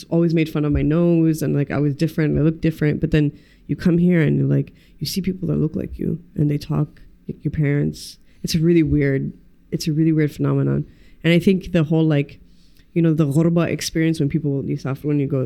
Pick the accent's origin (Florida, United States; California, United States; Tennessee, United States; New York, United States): New York, United States; New York City; moved away as an adult; now in Erbil, Iraq; I was born and raised in New York.